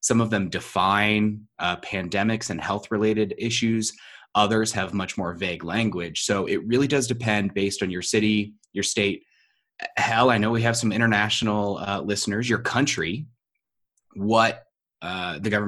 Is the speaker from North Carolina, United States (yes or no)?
no; San Diego, California, United States; I'm actually from San Diego, and and San Diego's been fighting this a lot